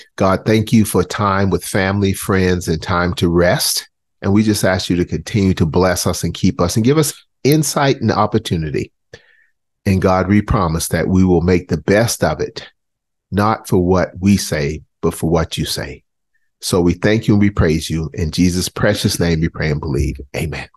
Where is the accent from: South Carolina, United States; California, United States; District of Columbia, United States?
South Carolina, United States; Charleston; born or raised there; now in North Carolina, United States